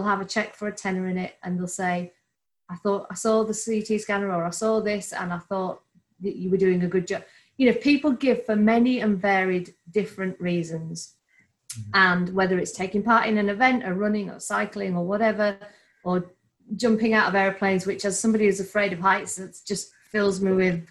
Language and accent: English; Bradford, Yorkshire and the Humber, United Kingdom; a true Yorkshire woman myself, born and bred in Bradford